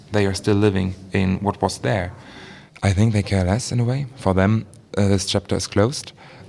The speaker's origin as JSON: {"language": "English", "region": "Berlin", "country": "Germany", "tie": "born or raised there", "also_born_or_lived": "East Germany", "said": "I come from Berlin and I was born in 1991. I was born in West Berlin. I grew up as well with Western standards. And when my family decided to move back to East Germany, I felt like an outsider in a way."}